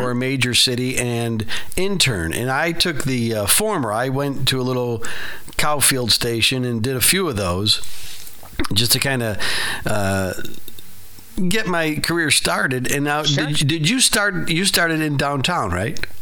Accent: Chicago, Illinois, United States; South Side

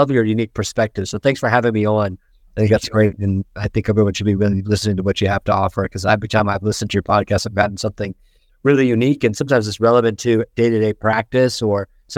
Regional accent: Indiana, United States; also born or lived in Chicago; I grew up in Indiana, essentially. I was born in Chicago, and we moved. I was really young as my father got transferred.

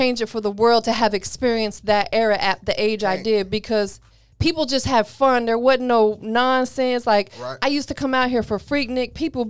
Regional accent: Florida, United States; You know I'm an old head, right? I'm an OG from Florida.

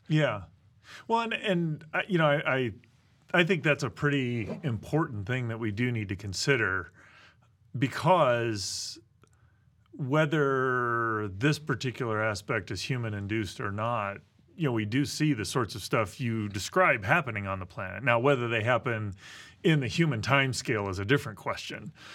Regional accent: Midwest, United States; I grew up in the Midwest

